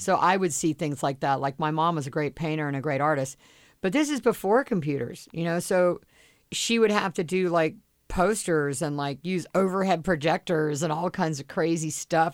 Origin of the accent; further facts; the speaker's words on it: Charleston, South Carolina, United States; now in Los Angeles, United States; I didn't like it growing up in Charleston, South Carolina